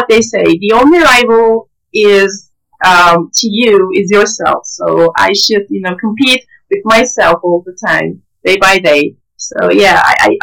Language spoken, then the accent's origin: English; Antakya, Hatay, Turkey; moved away; also born or lived in Gaziantep; I was born in Antakya and worked there for 4 years. And my childhood, passed in Antakya